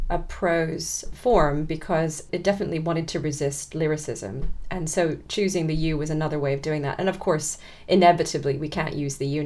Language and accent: English; California, United States; it was again growing up in Southern California and going to school, and particularly around the times of the riots